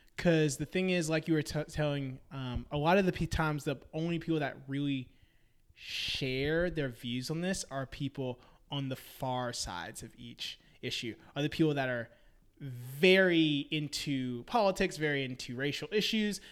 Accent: Memphis, Tennessee, United States; moved away as an adult; now in Nashville, United States; I'm originally from Memphis, Tennessee.

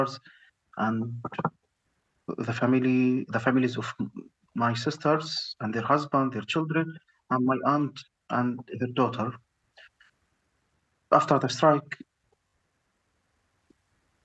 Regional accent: Gaza, Gaza Strip, Palestine; moved away as an adult; now in Egypt; I'm a cardiologist from Gaza.

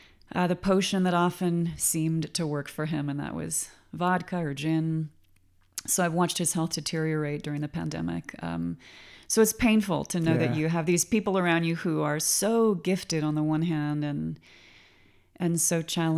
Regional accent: Claremont, California, United States; Well, I am a California girl. I grew up in Claremont, California.

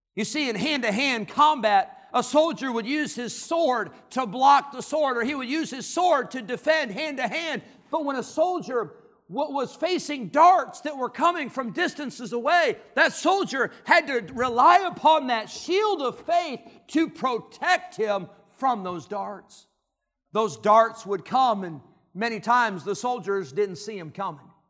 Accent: Rockford, Illinois, United States; God led them back to Illinois, and that's where I grew up

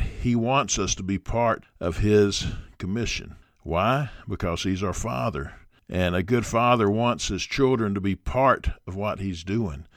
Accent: Dothan, Alabama, United States; my hometown, which is Dothan, Alabama

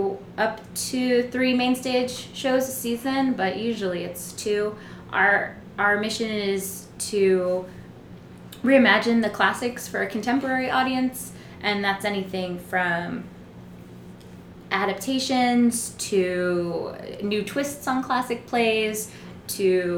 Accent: New York City, New York, United States; I grew up here in New York City by way of what was Greenwich Village, Little Italy, but is now Soho

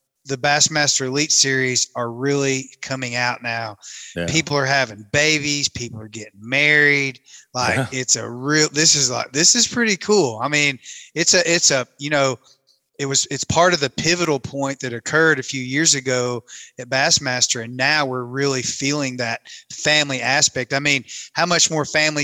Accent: an hour and a half north of Pickwick, Tennessee, United States; my hometown, I grew up about an hour and a half north of Pickwick on Kentucky Lake

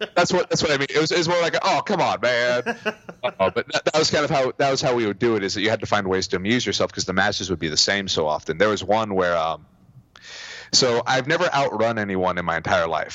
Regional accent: California, United States; I'm from California

